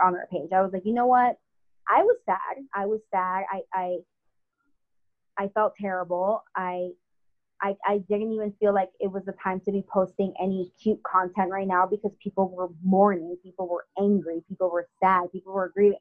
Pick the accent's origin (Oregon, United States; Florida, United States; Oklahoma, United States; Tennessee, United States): Florida, United States; South; moved away as an adult; also born or lived in Paterson, New Jersey; now in New York City, United States; when I grew up in South Florida